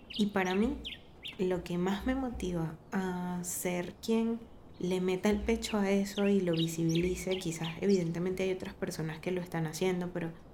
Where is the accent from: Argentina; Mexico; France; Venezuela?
Venezuela; now in Medellín, Colombia; si somos venezolanos